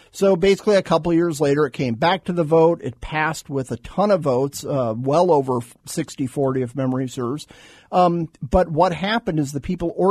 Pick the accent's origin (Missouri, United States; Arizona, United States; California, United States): Arizona, United States; Phoenix; also born or lived in Tucson; Arizona kid. I grew up in Phoenix, grew up in Tucson.